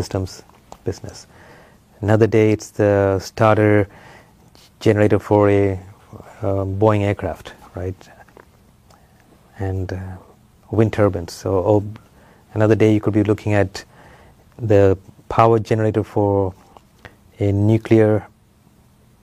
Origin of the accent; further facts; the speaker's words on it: Nigeria; moved away as an adult; also born or lived in Sri Lanka / Ile-Ife, Nigeria; now in Urbana-Champaign, United States; I was born in Sri Lanka, but when I was young, the family moved to Nigeria, West Africa. So that's where I grew up, did my schooling